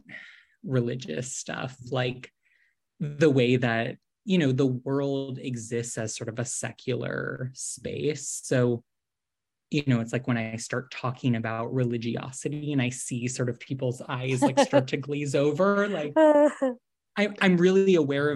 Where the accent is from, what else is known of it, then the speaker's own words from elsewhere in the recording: Boston, Massachusetts, United States; moved away as an adult; also born or lived in New York / San Francisco Bay Area; now in Los Angeles, United States; I grew up in Boston or outside of Boston